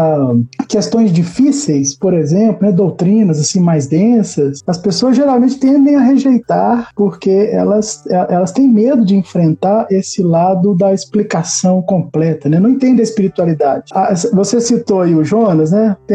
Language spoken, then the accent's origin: Portuguese; Minas Gerais, Brazil; Agora eu tô fazendo queijo, você já viu aí, né? Sou mineiro.